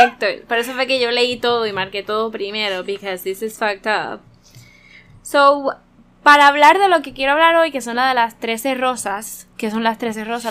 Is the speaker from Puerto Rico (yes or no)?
yes; Puerto Rico; nosotros como boricuas